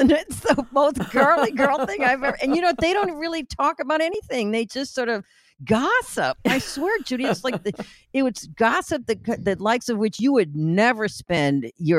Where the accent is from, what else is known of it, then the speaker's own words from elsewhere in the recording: Midwest, United States; because I grew up in the Midwest and I ski